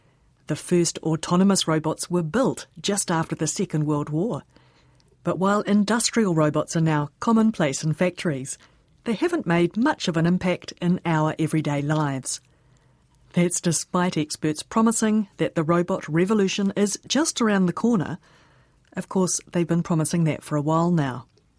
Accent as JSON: {"language": "English", "country": "New Zealand", "accent": "Kiwi"}